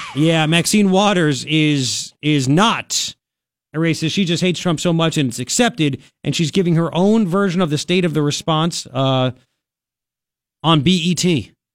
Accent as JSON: {"language": "English", "region": "New York", "country": "United States", "moved": "as an adult", "lives_now": "Tucson, United States", "said": "I was born here, I'm an American, I'm a New Yorker. I left New York because I couldn't afford this stuff."}